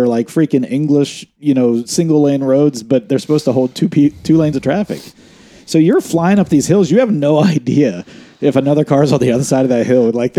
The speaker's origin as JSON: {"language": "English", "region": "West Virginia", "country": "United States", "said": "But we are from West Virginia"}